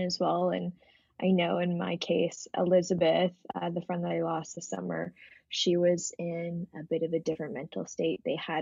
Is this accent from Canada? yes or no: yes; Canada; I'm a Canadian singer-songwriter